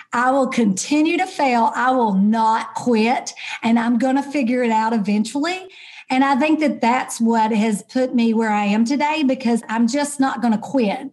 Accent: Kentucky, United States; moved away as an adult; also born or lived in Dallas, Texas; now in Texas, United States; I am actually an ordinary girl from Kentucky.

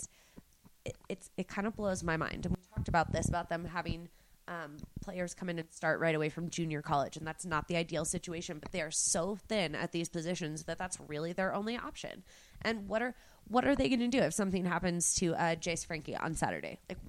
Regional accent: Texas, United States; And maybe this is because I am from Texas and the Texans have always put so much into their offensive line

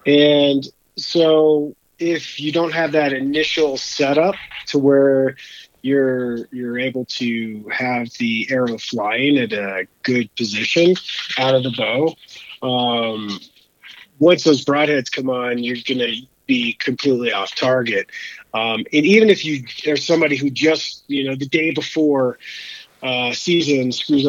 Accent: Bethel, Alaska, United States; moved away; also born or lived in Alabama / Georgia / Vermont; I'm originally from Alabama, but when I was a kid, my parents moved us up to Bethel, Alaska, where I got into hunting and fishing and kind of enjoying the outdoors.

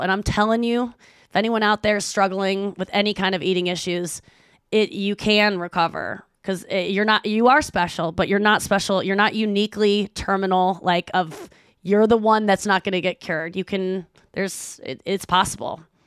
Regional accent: St. Louis, Missouri, United States; moved away as an adult; I moved back to my hometown of Saint Louis.

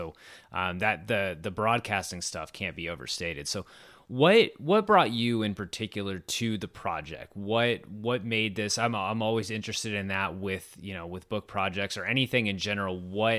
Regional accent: Richmond, Virginia, United States; I grew up in Richmond, Virginia, and obviously it was a little different.

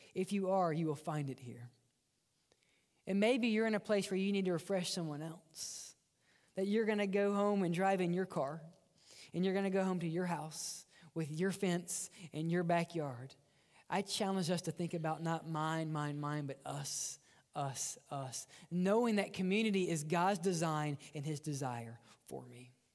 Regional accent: Mississippi, United States; accent: redneck; I grew up in Mississippi, and we don't speak right. Um, we have one dialect, and that's redneck.

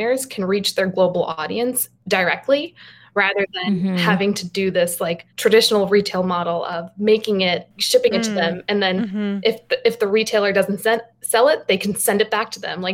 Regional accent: Garden City, New York, United States; I grew up on Long Island in a town called Garden City.

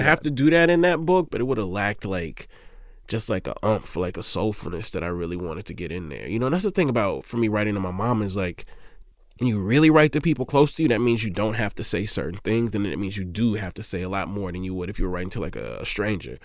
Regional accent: Mississippi, United States; I'm from Mississippi.

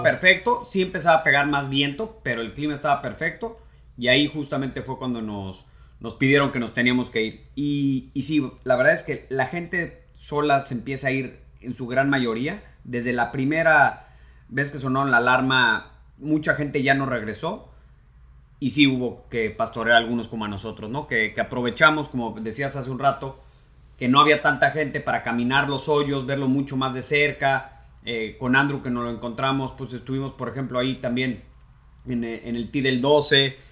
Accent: Mexico; no visitaríamos como golfistas mexicanos nunca

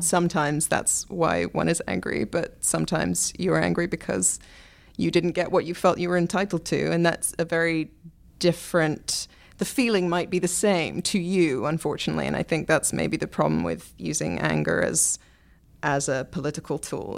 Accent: England, United Kingdom; moved away; I'm from England where, you know, we do still have sort of the National Health

